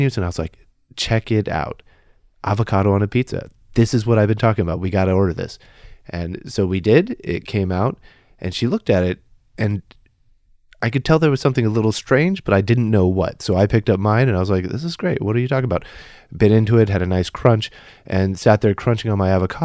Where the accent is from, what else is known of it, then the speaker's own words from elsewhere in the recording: Kansas, United States; moved away as an adult; I grew up in Kansas